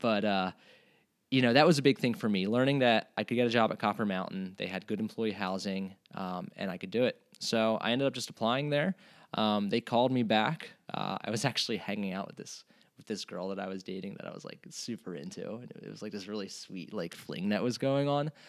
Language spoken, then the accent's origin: English; Hatboro, Pennsylvania, United States; moved away as an adult; also born or lived in Ketchikan, Alaska; growing up in Hatboro, Pennsylvania